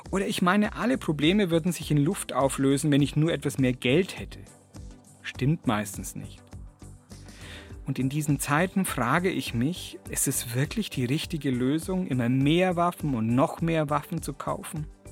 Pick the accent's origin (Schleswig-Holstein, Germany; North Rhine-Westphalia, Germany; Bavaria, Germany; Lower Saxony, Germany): Bavaria, Germany; Kempten; bei uns in Kempten